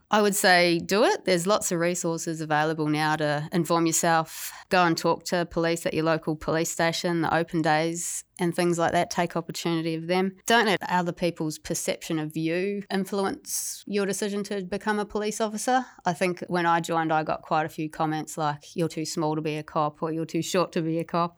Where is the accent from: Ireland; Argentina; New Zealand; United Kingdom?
New Zealand; moved away as an adult; also born or lived in Gold Coast, Australia; now in Tasmania, Australia; I was originally from New Zealand